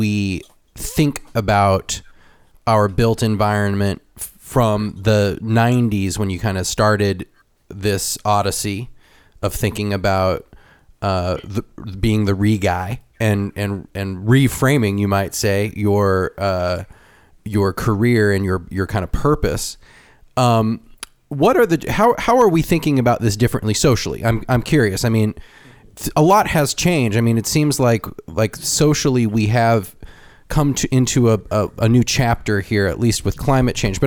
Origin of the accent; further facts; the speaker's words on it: United States; as an American